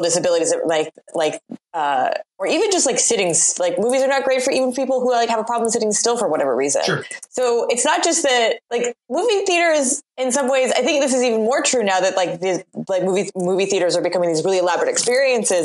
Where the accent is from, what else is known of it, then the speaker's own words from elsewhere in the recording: Portland, United States; moved away; I'm from Portland originally.